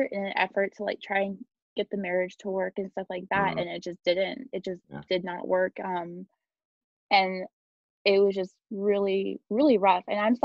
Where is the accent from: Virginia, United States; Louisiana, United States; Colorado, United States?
Colorado, United States; also born or lived in Germany; I moved to Colorado, which is where I'm from, my hometown